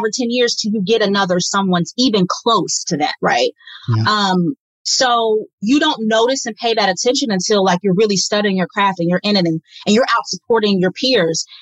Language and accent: English; Midwest, United States; moved away as an adult; also born or lived in Washington, District of Columbia, United States; growing up in the Midwest